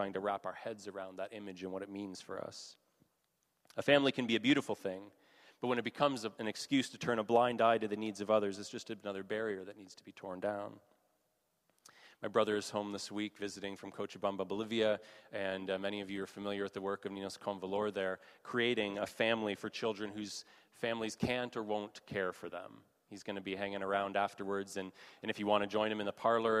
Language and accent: English; Canada; being Canadian